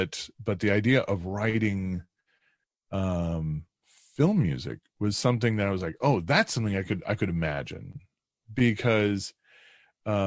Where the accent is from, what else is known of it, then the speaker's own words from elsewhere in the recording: DeKalb, Illinois, United States; I grew up in Northern Illinois, in DeKalb, Illinois, which is about an hour and a half west of Chicago out in the cornfields.